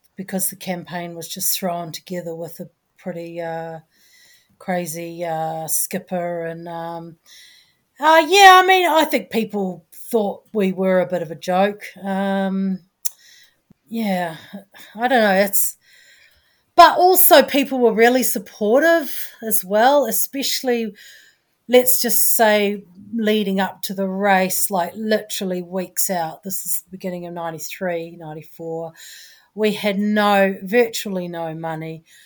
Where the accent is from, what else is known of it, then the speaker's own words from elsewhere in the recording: New Zealand; I'm a Kiwi